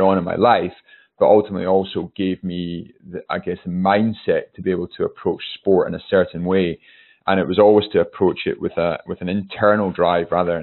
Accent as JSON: {"language": "English", "town": "Newtonmore", "region": "Scotland", "country": "United Kingdom", "tie": "born or raised there", "said": "I grew up in the Highlands of Scotland."}